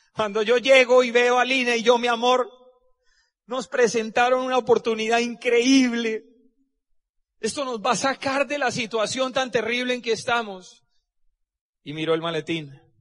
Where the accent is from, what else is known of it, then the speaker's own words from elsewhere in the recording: Cúcuta, Norte de Santander, Colombia; moved away as an adult; also born or lived in Barranquilla / Medellín; Yo soy de Cúcuta, Y me fui a estudiar a Barranquilla, hice el internado en Medellín